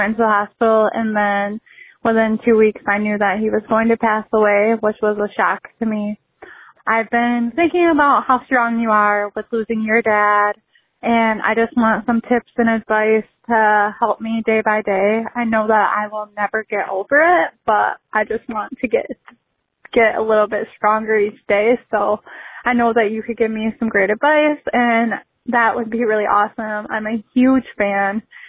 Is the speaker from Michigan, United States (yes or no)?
yes; Michigan, United States; I'm from Michigan.